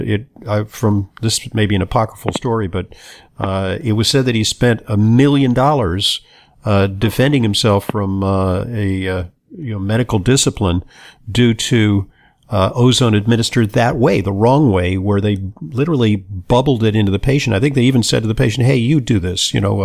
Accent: Los Angeles, California, United States; I grew up in Los Angeles

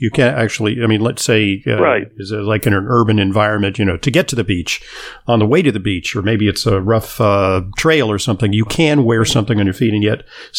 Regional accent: Santa Monica, California, United States; I grew up in Southern California in Santa Monica.

